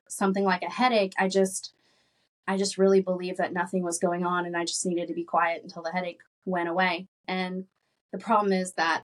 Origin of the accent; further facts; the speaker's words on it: Arkansas, United States; I grew up in Arkansas